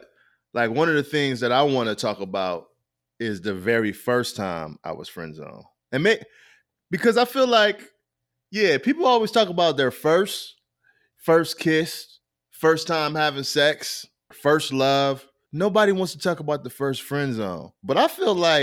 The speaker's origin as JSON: {"language": "English", "town": "Rochester", "region": "New York", "country": "United States", "said": "I'm from Rochester"}